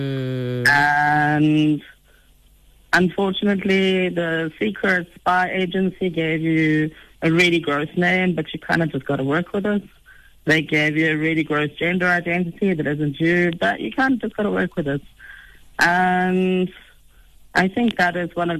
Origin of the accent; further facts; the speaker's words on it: South Africa; as a South African citizen, when I was 16, like many of my peers, I got my ID back